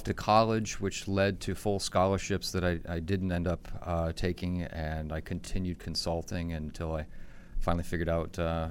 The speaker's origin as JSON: {"language": "English", "town": "Easton", "region": "Maryland", "country": "United States", "said": "Easton, Maryland."}